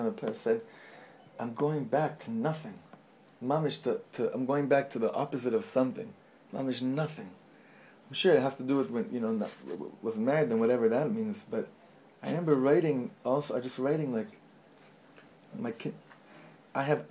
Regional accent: Los Angeles, California, United States; the shul that I grew up in, actually, where my father was a chazan in Los Angeles

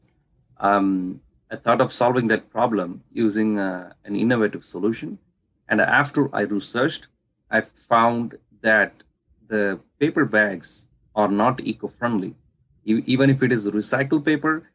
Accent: India; I come from India, so where we use agarbattis or incense sticks for pujas and stuff like worship.

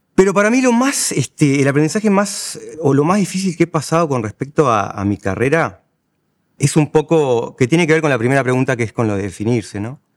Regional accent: La Paloma, Rocha, Uruguay; now in Montevideo, Uruguay; siento como más identidad eh, de mi departamento, que es Rocha, o mi ciudad natal, que es, La Paloma, que del Uruguay.

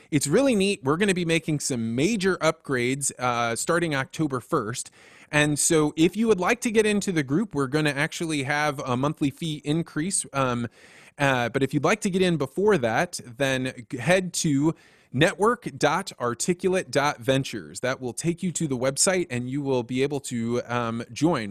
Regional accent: Central Illinois, United States; I grew up in Central Illinois

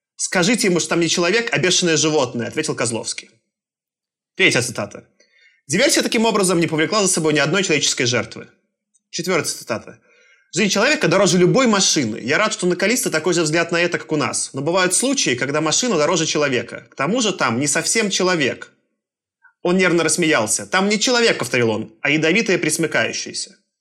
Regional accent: Belarus; moved away; also born or lived in Moscow, Russia; Я, получается, я родился в Советском Союзе в 88 году. Я даже застал. А рос я вот в этой ужасной лукашенковской Беларуси

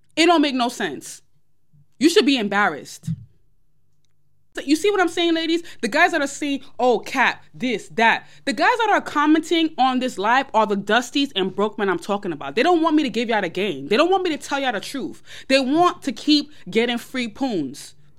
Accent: New York, United States; I'm from New York.

